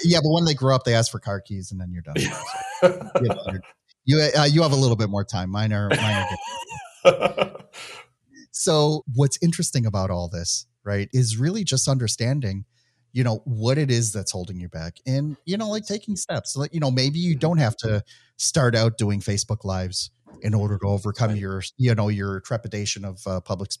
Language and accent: English; Midwest, United States; accent: Midwestern; my Midwestern accent